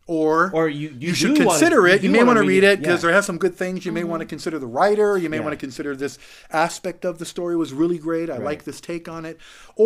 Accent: San Diego, California, United States; also born or lived in Los Angeles; Actually, I grew up in San Diego.

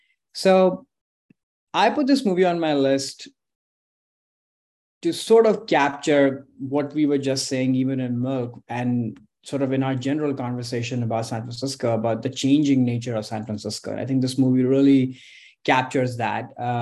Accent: India; now in United States; And as somebody, you know, who's moved his whole life, growing up in India, different parts of the country there, but then also in this country

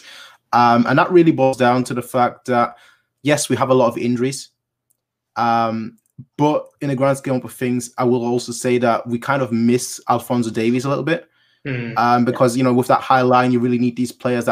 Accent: Munich, Bavaria, Germany; I was born in Munich

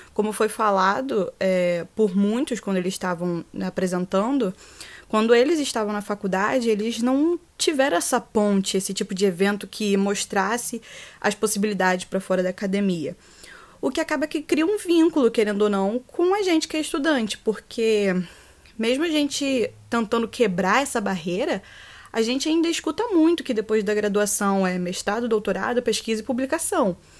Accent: Rio de Janeiro, Brazil; eu sou carioca da Gema

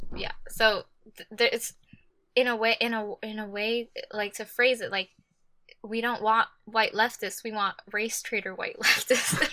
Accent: Texas, United States; I'm from Texas.

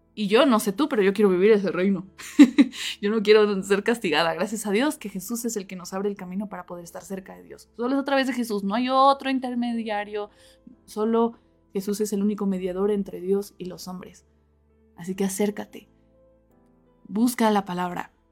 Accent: Mexico City, Mexico; now in Cuernavaca, Mexico; yo no soy de aquí de Cuernavaca, yo soy de la Ciudad de México

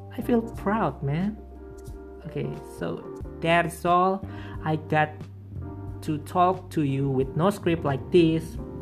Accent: Purbalingga, Central Java, Indonesia; English is a second language; moved away as an adult; also born or lived in Purwokerto; now in Pemalang, Indonesia; just came here two years ago from Purbalingga because I was raised and born there

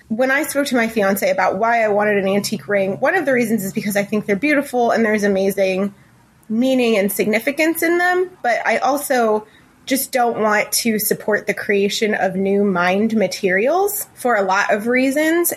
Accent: Ohio, United States; moved away as an adult; now in Lincoln, United States; our hometown of Ohio, in, in Ohio

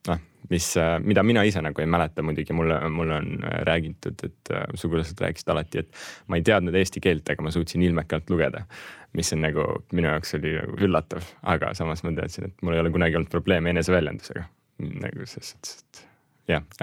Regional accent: Russia; born there; mina, minu väike vend, me ainsatena äh, meie suguvõsas ja perekonnas sündisime Venemaal ja kõik ülejäänud on eestlased ja tegelikult kodakondsuselt ma olen ka nagu eestlane.

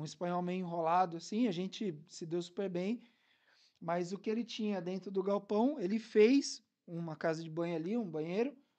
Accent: Brazil; now in Algarve, Portugal

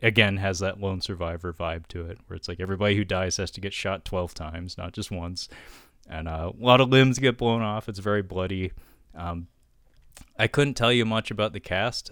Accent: United States; I'm American

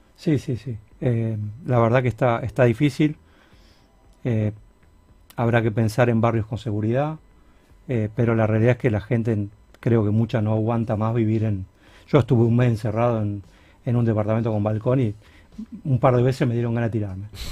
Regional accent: Rosario, Santa Fe, Argentina; somos rosarinos

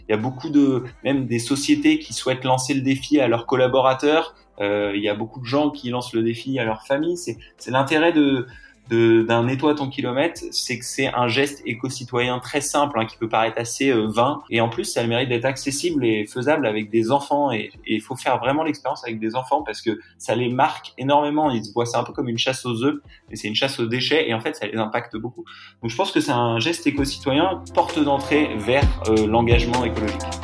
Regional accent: Brittany, France; moved away as an adult; also born or lived in Lille; now in Marseille, France; j'ai grandi en Bretagne.

